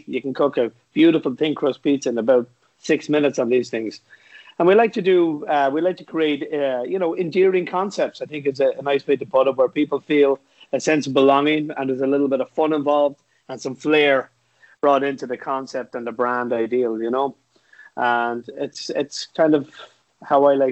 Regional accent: Dublin, Leinster, Ireland; moved away as an adult; now in New York City, United States; I'm from Dublin originally.

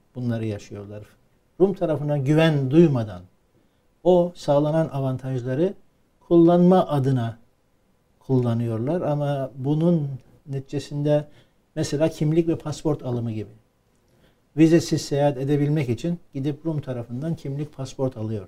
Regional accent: Cyprus

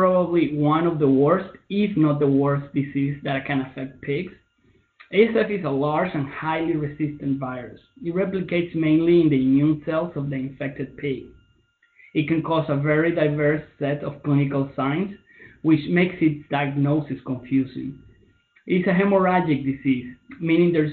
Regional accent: Venezuela; moved away as an adult; also born or lived in Russia; now in Minnesota, United States; I am originally from Venezuela

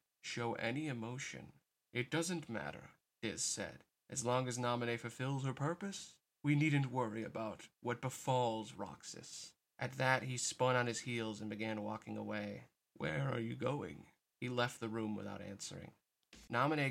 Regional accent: United States; as an American

